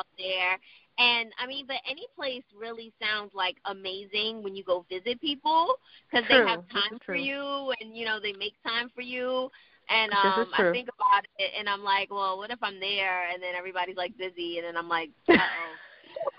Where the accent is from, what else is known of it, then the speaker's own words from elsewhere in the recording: New York City, New York, United States; also born or lived in Maryland; Born and raised in the Bronx, New York